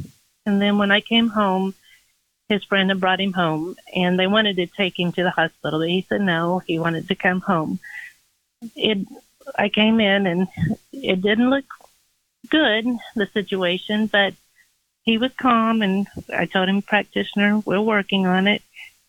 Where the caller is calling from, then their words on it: Indianapolis, Indiana, United States; I'm from Indianapolis.